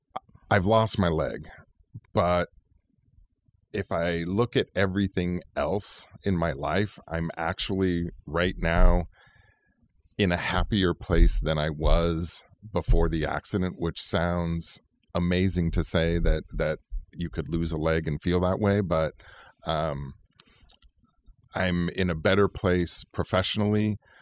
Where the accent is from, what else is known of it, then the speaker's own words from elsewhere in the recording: Central Valley, Fresno and Roseville, California, United States; moved away as an adult; also born or lived in Sacramento; now in Bay Area, United States; I was born in Southern California, but really grew up in the Central Valley and Fresno and Roseville areas